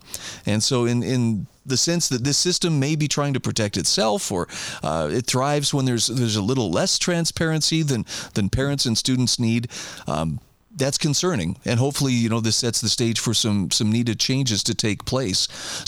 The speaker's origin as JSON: {"language": "English", "region": "Idaho", "country": "United States", "said": "my home state of Idaho."}